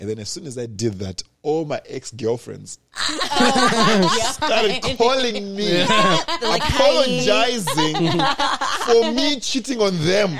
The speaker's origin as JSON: {"language": "English", "country": "Zimbabwe", "said": "I come from Zimbabwe"}